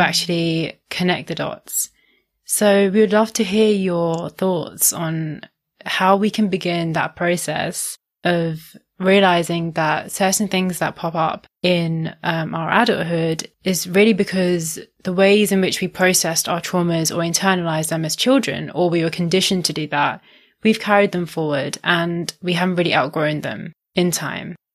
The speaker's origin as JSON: {"language": "English", "country": "India", "said": "I'm Indian"}